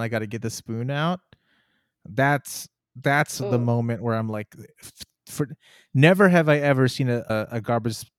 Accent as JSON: {"language": "English", "region": "Texas", "country": "United States", "said": "as a fellow Texan"}